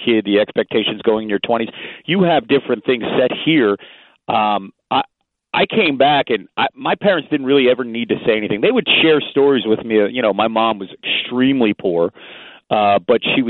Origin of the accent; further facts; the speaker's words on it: Phoenixville, Pennsylvania, United States; also born or lived in West Philadelphia, Pennsylvania; I was born there, and then about 9 months later, I was raised in the suburbs of Phoenixville